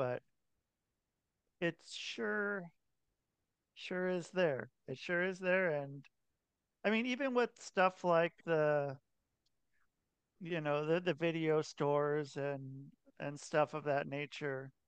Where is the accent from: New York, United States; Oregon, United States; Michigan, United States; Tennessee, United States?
Oregon, United States; I'm from Oregon